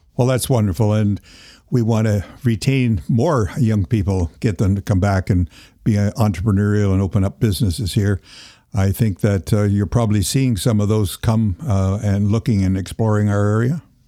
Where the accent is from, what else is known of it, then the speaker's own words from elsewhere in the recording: Toronto, Ontario, Canada; moved away; I was born in Toronto as well